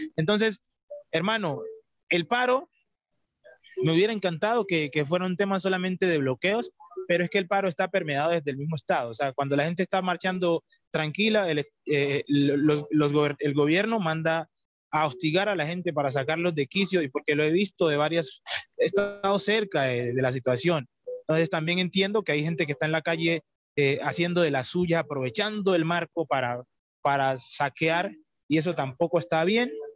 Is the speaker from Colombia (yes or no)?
yes; Colombia; yo soy colombiano